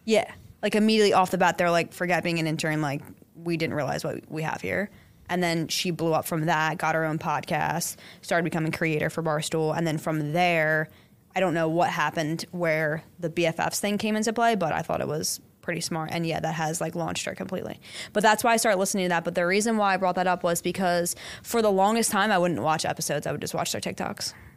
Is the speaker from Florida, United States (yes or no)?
no; Bensalem, Pennsylvania, United States; growing up in Ben Salem